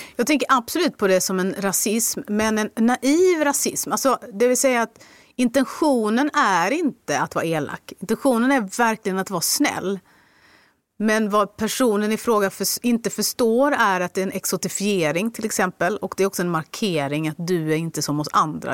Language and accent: Swedish; Skåne, Sweden; jag är en skåning.